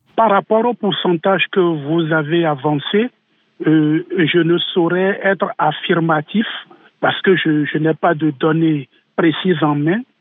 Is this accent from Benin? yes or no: yes; Benin; chez nous au Bénin